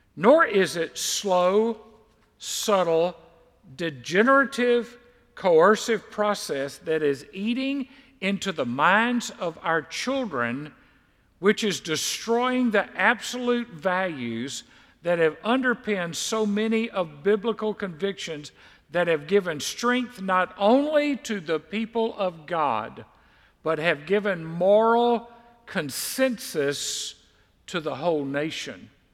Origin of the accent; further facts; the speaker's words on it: Mississippi, United States; growing up in Mississippi